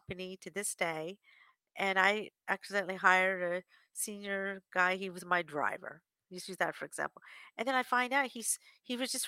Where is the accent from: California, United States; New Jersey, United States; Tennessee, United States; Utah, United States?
New Jersey, United States; also born or lived in Washington, D.C.; I'm from back from Jersey area, a family in Washington, D.C.